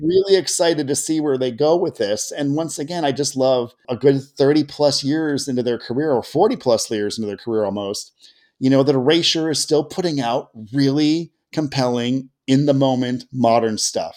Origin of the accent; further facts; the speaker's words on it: Seattle, Washington, United States; here in my hometown of West Seattle